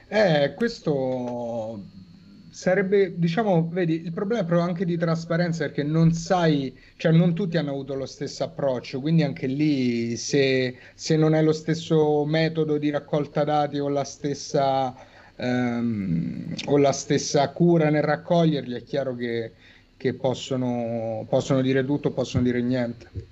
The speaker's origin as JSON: {"language": "Italian", "town": "Rome", "region": "Lazio", "country": "Italy", "said": "da romano"}